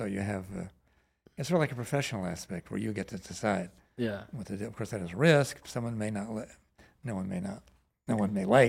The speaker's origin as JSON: {"language": "English", "region": "Virginia", "country": "United States", "tie": "born or raised there", "said": "Well, I grew up in Northern Virginia, which was a liberal community, but there was no art scene to speak of."}